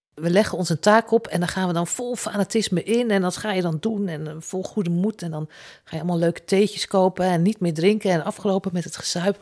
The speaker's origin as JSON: {"language": "Dutch", "town": "Zutphen", "region": "Gelderland", "country": "Netherlands", "tie": "born or raised there", "said": "Als kind wonen wij in Zutphen naast de bibliotheek"}